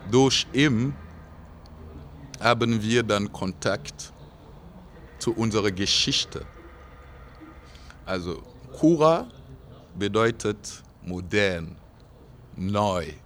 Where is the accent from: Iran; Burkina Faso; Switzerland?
Burkina Faso; Nee, also meine Heimat wird immer Burkina sein. Immer.